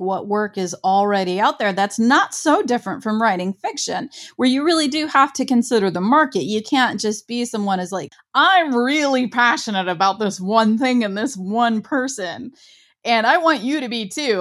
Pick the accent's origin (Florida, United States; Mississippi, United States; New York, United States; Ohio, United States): Ohio, United States; I'm from Ohio